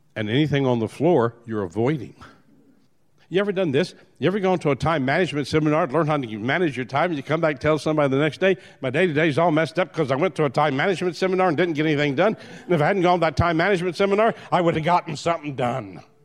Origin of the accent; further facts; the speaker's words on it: New Orleans, Louisiana, United States; I was born in New Orleans.